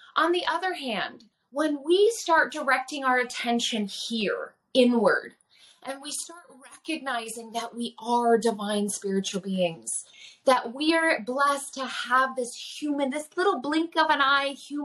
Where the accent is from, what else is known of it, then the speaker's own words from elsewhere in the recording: Nenana, Alaska, United States; also born or lived in Oregon / California; I grew up in Nenana in a very large family in a very small community.